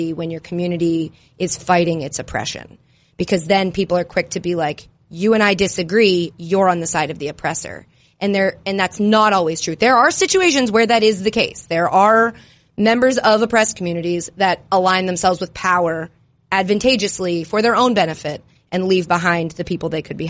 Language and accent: English; Northeast, United States; I'm from the Northeast